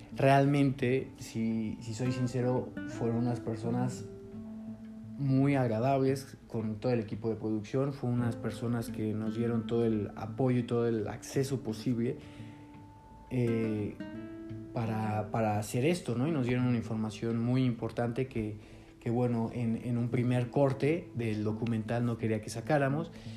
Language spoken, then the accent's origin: Spanish; Mexico; soy documentalista eh, mexicano